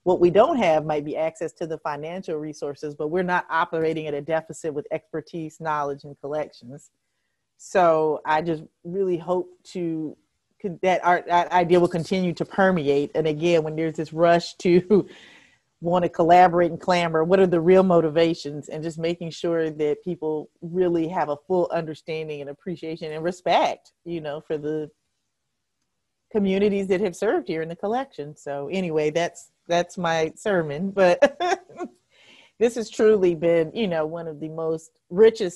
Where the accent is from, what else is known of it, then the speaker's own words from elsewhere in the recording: Hampton, Virginia, United States; I grew up in Hampton, Virginia